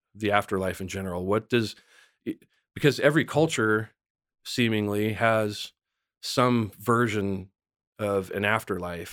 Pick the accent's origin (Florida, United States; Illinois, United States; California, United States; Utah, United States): California, United States; San Bernardino Mountains; I grew up in the San Bernardino Mountains